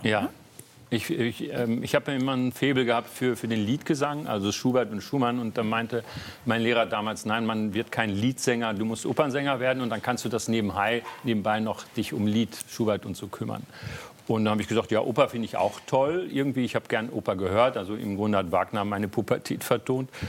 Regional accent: North Rhine-Westphalia, Germany; moved away as an adult; also born or lived in Berlin; als Westfale

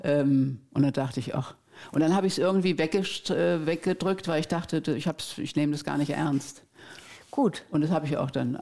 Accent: Germany; bei uns in Deutschland

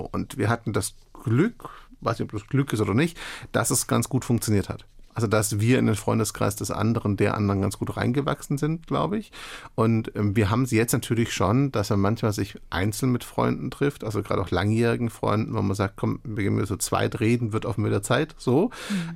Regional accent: Stuttgart area, Baden-Württemberg, Germany; moved away as an adult; ich hatte mein soziales Umfeld seit Jahren, ich komme aus der Gegend

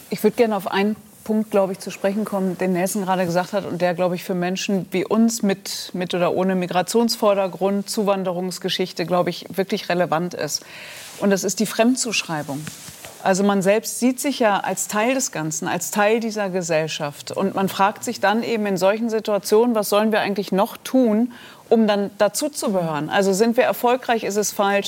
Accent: Germany; Ich bin Deutsche

